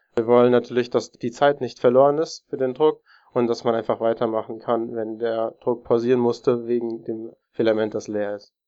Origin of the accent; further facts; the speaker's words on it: Darmstadt, Hesse, Germany; ich bin aus Darmstadt und studiere dort Informationssystemtechnik